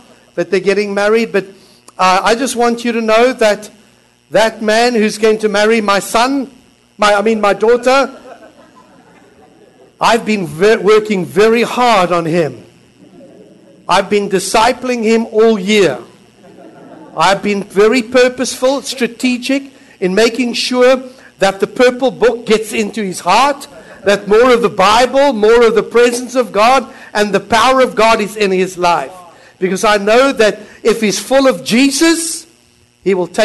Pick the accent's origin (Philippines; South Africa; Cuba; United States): Philippines; now in Christchurch, New Zealand; I am Filipino